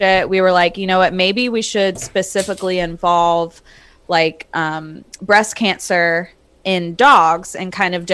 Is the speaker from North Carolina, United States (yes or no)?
yes; Charlotte, North Carolina, United States; also born or lived in small town near Wilmington, North Carolina; I was born and raised in Charlotte